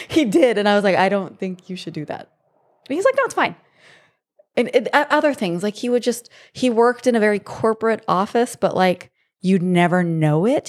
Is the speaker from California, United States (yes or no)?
yes; Monrovia, California, United States; also born or lived in San Jose, California / Arizona; I grew up in a small town in L A. um, called Monrovia, and it's just east of Pasadena